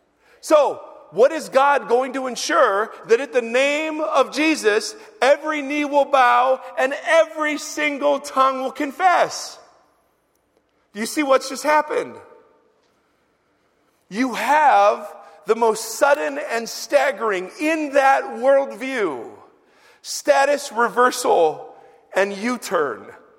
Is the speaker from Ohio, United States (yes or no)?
yes; Ohio, United States; I came out from Ohio.